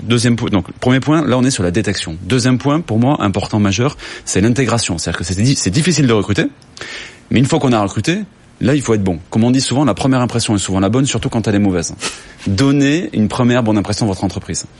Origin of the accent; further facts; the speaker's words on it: Toulouse, Occitania, France; je suis toulousain